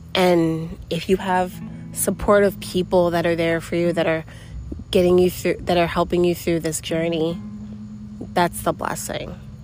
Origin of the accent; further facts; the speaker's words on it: New York City, New York, United States; moved away; also born or lived in Florida; I grew up in New York City, and then me and my mom moved down to Florida together